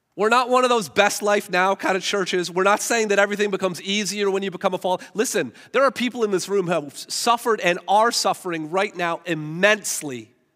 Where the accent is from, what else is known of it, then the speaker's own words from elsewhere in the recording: Hamilton, Ontario, Canada; I grew up in Hamilton.